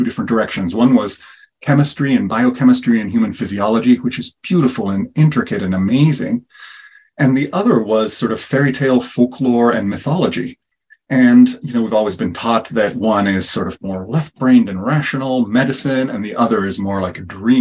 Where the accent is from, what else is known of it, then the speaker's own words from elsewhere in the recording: Italy; moved away; also born or lived in Kansas City; I was born and raised in Italy and really as a kid exposed to a lot of herbal medicine as well as foraging